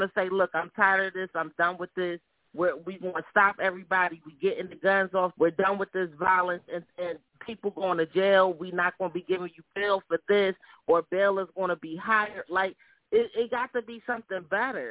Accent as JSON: {"language": "English", "town": "Philadelphia", "region": "Pennsylvania", "country": "United States", "said": "I'm from Philly"}